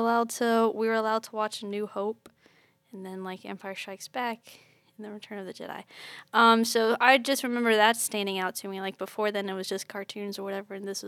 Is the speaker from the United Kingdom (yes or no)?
yes; England, United Kingdom; now in United States; Because I grew up in England apart from my extended family.